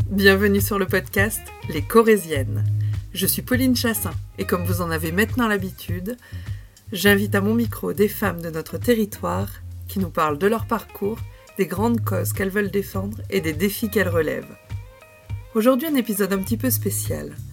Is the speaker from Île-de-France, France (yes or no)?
no; Brive-la-Gaillarde, Nouvelle-Aquitaine, France; moved away; je suis corrézienne.